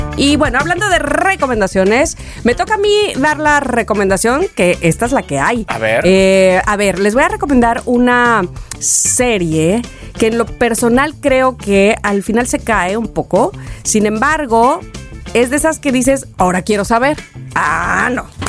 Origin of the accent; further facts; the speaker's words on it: Mexico; como mexicanos